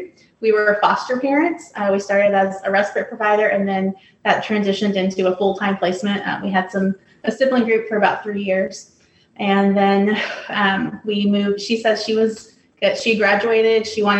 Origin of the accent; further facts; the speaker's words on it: Missouri, United States; also born or lived in Texas; I was born in Texas, and then my family moved here to Missouri. So I've lived most of my life, my adult life, here in Missouri.